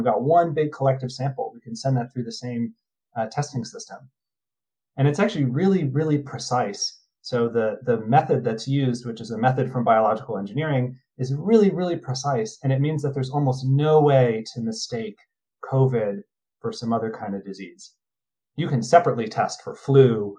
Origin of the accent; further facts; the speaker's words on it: New Jersey, United States; I'm from New Jersey.